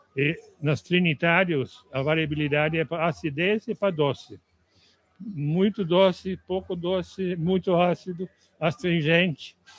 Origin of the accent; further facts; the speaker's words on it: Netherlands; Portuguese is a second language; moved away as an adult; also born or lived in Ilhéus, Bahia, Brazil; now in Brazil; eu sou holandês.